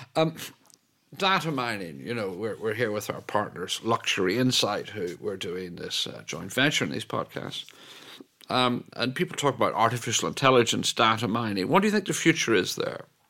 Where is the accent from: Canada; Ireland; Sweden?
Ireland; moved away; also born or lived in Italy / New York / Paris / London; I speak as an Irishman who's lived in Italy